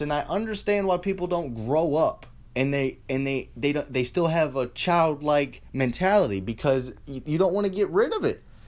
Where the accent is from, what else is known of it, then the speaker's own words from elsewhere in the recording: Lorain, Ohio, United States; I'm from Lorain, Ohio